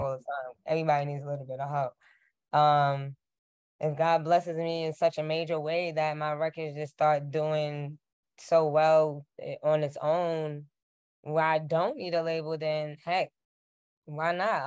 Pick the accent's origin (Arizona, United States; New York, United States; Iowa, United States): New York, United States; New York City; I'm from Queens